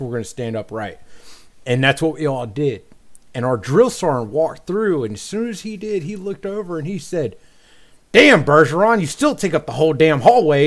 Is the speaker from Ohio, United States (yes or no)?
yes; Dayton, Ohio, United States; moved away as an adult; now in North Carolina, United States; I'm from Dayton, Ohio.